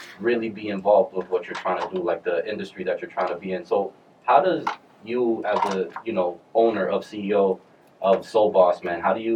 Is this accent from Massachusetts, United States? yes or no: yes; Boston, Massachusetts, United States; growing up in Boston